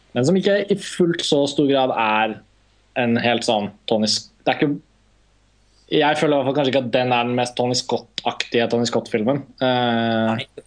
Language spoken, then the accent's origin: Norwegian; Norway; vi er fra Norge